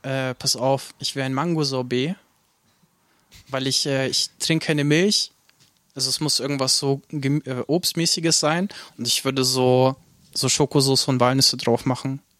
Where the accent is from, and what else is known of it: Nuremberg, Bavaria, Germany; born or raised there; also born or lived in Ukraine